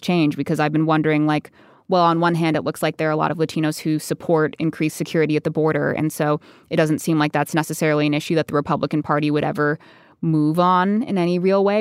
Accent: Arizona, United States; I grew up in Arizona

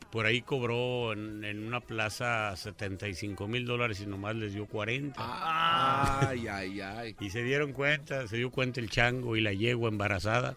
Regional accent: Arandas, Jalisco, Mexico; yo soy de Arandas, Jalisco

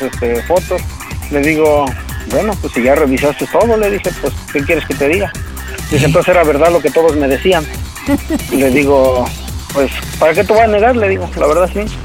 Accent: Toluca, State of Mexico, Mexico; moved away; Nosotros somos de Toluca

